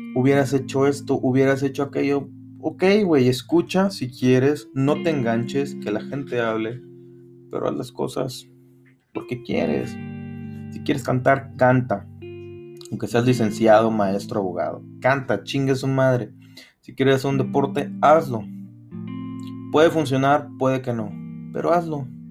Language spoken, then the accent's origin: Spanish; Matamoros, Tamaulipas, Mexico; aquí en Matamoros, de donde yo soy